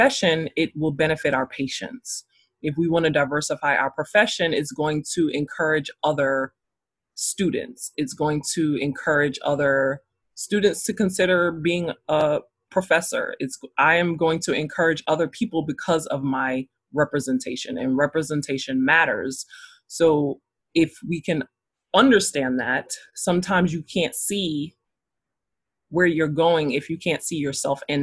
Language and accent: English; New York City, New York, United States; now in North Carolina, United States